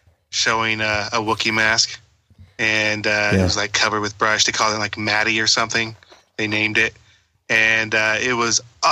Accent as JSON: {"language": "English", "area": "Pacific Northwest", "region": "central Washington", "country": "United States", "tie": "born or raised there", "said": "I'm from the Pacific Northwest and I'm in central Washington, almost dead center central Washington."}